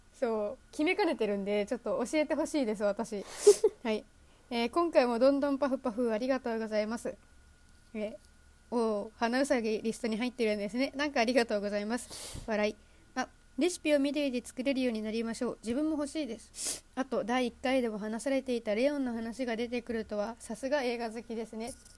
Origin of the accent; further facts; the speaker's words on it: Hiroshima, Japan; accent: Hiroshima dialect; now in Tokyo, Japan; でも広島弁出てないねって周りにはめっちゃ言われる